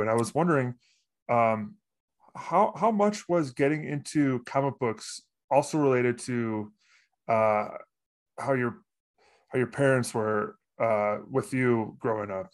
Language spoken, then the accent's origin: English; suburb of Chicago, Illinois, United States; in my hometown, it was, uh, a suburb of Chicago